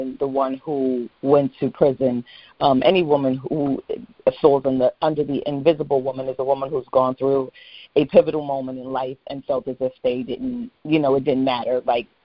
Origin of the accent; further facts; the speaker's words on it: New York City, New York, United States; I was raised in Gun Hill Projects in the Bronx, you know, New York City housing